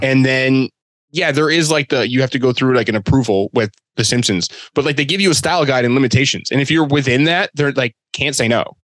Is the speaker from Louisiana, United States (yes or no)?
no; Boston, Massachusetts, United States; I'm from Boston